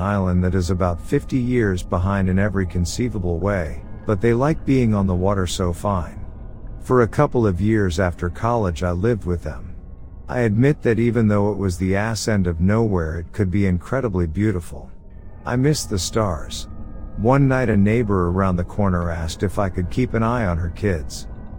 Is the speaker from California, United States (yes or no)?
no; Ohio, United States; I grew up in Ohio but decided to go to Colorado for college.